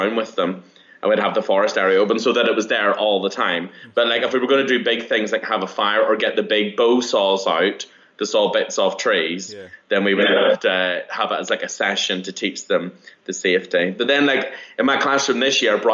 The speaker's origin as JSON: {"language": "English", "region": "Northern Ireland", "country": "United Kingdom", "tie": "born or raised there", "moved": "yes", "said": "I'm from Northern Ireland. I'm from, like, a seaside town. So for me, growing up in the countryside"}